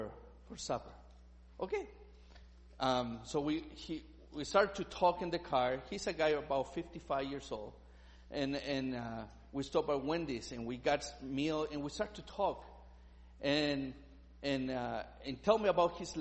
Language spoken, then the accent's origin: English; Chile; English is a second language; moved away; I'm from Chile